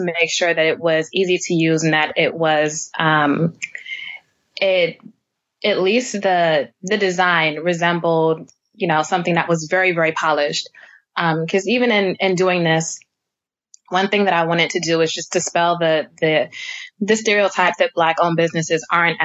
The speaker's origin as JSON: {"language": "English", "town": "New York City", "region": "New York", "country": "United States", "tie": "born or raised there", "said": "my own neighborhood, which I grew up in Brooklyn, New York"}